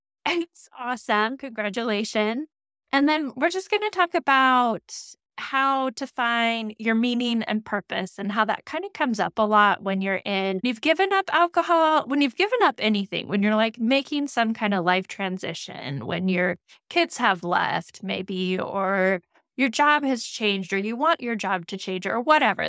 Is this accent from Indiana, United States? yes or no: no; Moscow, Idaho, United States; growing up in Moscow, Idaho